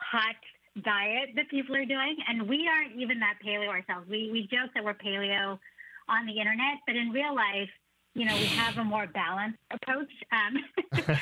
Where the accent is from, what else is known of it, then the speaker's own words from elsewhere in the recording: San Francisco Bay Area, California, United States; growing up in the San Francisco Bay Area and being Cantonese American